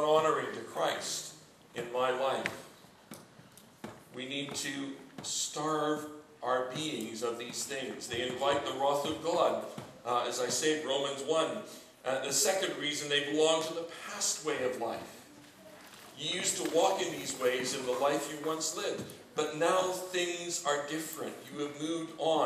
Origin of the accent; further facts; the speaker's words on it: Canada; moved away as an adult; now in United Kingdom; I'm a Canadian